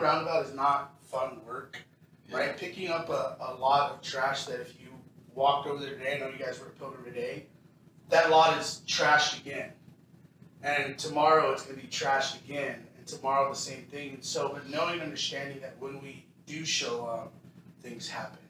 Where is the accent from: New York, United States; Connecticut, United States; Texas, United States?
Texas, United States; now in Seattle, United States; I'm from Texas